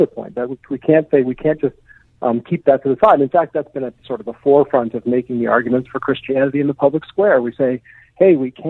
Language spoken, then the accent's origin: English; Canada; as a Canadian